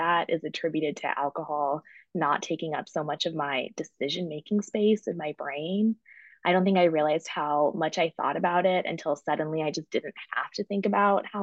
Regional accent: Fort Collins, Colorado, United States; moved away as an adult; now in Chicago, United States; I grew up in Colorado

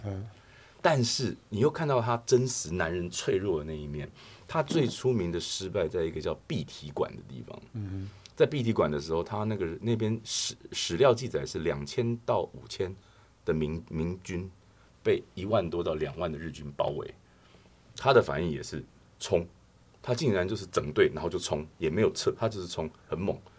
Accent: Taiwan; 对我们台湾人来讲啊

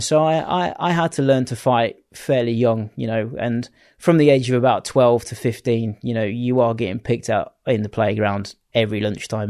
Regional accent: Bourne, East Midlands, United Kingdom; I grew up in in Lincolnshire, uh, right. in a little town called Bourne

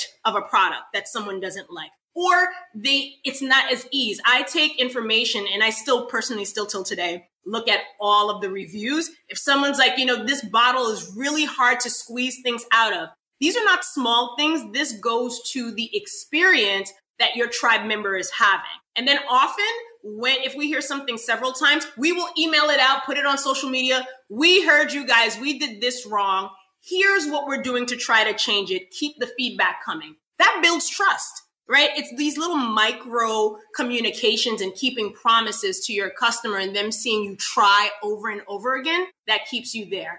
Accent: New York City, New York, United States; now in Florida, United States; That's my hometown. That's where I'm from.

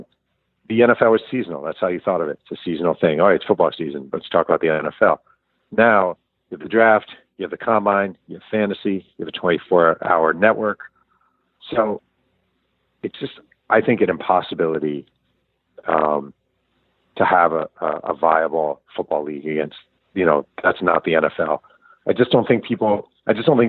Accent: New York, United States; I'm a New Yorker

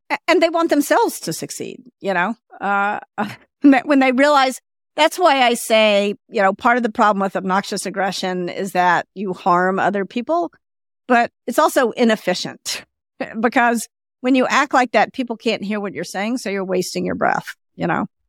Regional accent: the South, United States; I grew up in the South, and I'm a woman

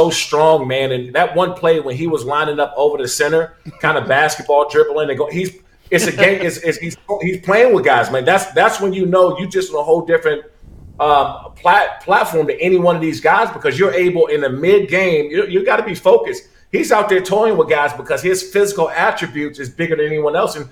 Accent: Maryland, United States; also born or lived in Washington, D.C.; I'm from the city. I'm from Maryland, Washington, D.C.

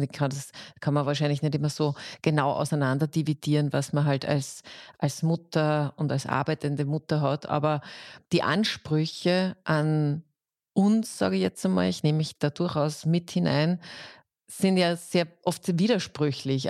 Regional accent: Austria; bei uns in Österreich

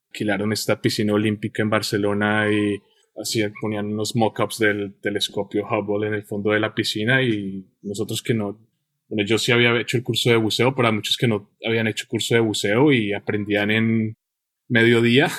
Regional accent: Colombia; moved away; yo nací en Colombia y estuve en Colombia en mi infancia y los años del que llamamos bachillerato

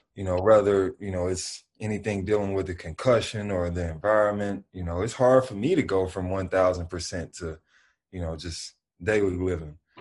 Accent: Memphis, Tennessee, United States; I'm from the South, I'm from Memphis, and that's just how we live

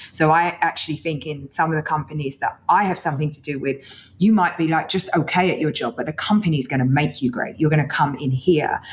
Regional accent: London, United Kingdom; I was born in East London. You know, my mum was a single working mum, and I'm the eldest of four girls

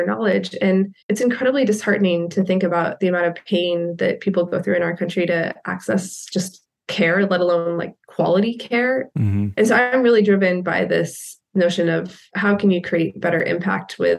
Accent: Kansas, United States; I grew up in Kansas

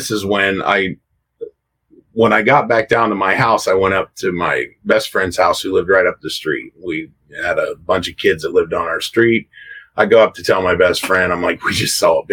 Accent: Coshocton, Ohio, United States; this is in Coshocton in Ohio, where I live, right here in my hometown

